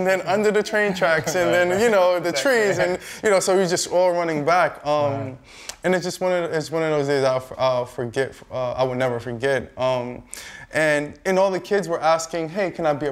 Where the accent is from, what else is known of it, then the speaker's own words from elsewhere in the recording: New York City, New York, United States; I'm from New York City, Brooklyn to be exact